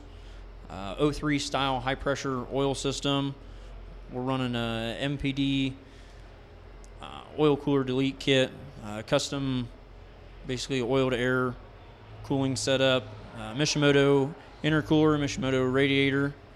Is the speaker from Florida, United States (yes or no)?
no; Bluffton, Ohio, United States; I'm from Bluffton, Ohio